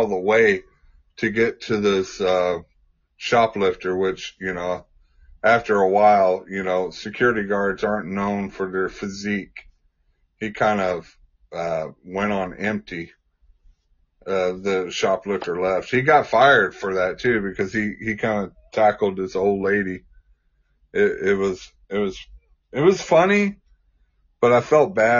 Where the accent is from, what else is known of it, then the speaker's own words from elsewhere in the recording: Texas, United States; I grew up in Texas